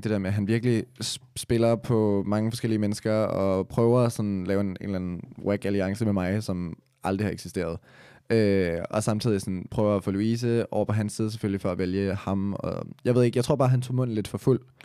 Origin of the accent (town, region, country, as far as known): Copenhagen, Capital Region of Denmark, Denmark